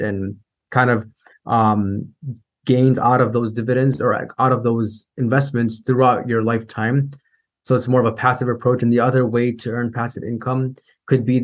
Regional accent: Chicago, Illinois, United States; I grew up in Chicago, Illinois

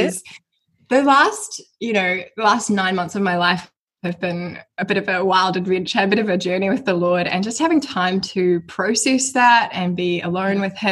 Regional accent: Mount Maunganui, Bay of Plenty, New Zealand; I am 23 and I am from New Zealand. So I grew up in Mount Maunganui, which is like a coastal town here.

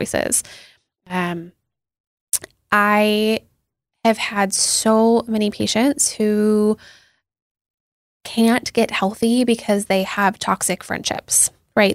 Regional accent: Seattle, Washington, United States; I grew up in Seattle

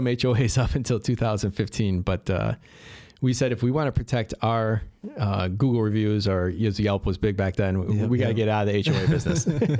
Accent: Addison, Illinois, United States; I grew up in the Western suburbs in Addison.

